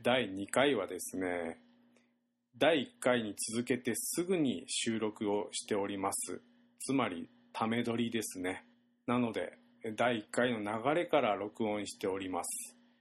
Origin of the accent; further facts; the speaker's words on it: Shimabara, Nagasaki, Japan; accent: Shimabara dialect; 我々長崎県の島原市にいますので方言が出ておりますもうほぼ方言で喋っております